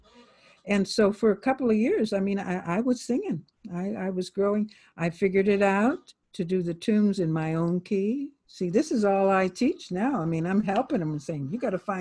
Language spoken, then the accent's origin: English; Youngstown, Ohio, United States; moved away as an adult; I'm from Youngstown